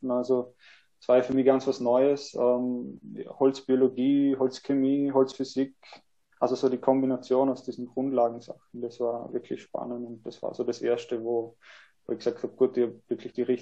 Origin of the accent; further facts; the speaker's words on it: Vorarlberg, Austria; ähm, ja, genau, ich komme aus Vorarlberg, ähm, habe nach der HTL mir gedacht, ich möchte noch ein bisschen was Soziales machen, ein bisschen was anderes wie die Technik. Ähm, habe dann meinen Zivildienst in Wien gemacht